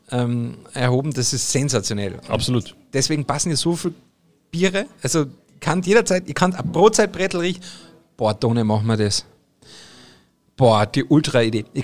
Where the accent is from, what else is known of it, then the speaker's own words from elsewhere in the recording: Carinthia, Austria; bei uns in Österreich haben wir dann halt natürlich auch die verschiedenen Speck, aber wir in Kärnten, ne, ich bin ja Kärntner